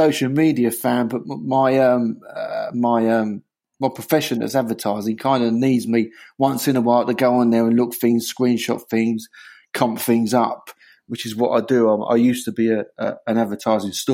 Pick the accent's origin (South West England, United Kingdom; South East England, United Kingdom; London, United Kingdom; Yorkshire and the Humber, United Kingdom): London, United Kingdom; now in Hertfordshire, United Kingdom; I'm from Bethnal Green